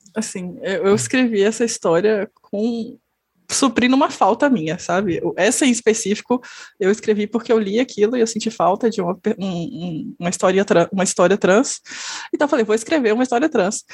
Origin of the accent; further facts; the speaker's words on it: interior of Minas Gerais, Brazil; eu sou do interior de Minas Gerais